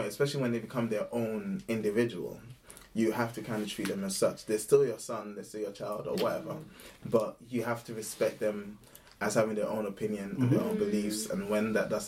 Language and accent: English; Ghana; growing up in Ghana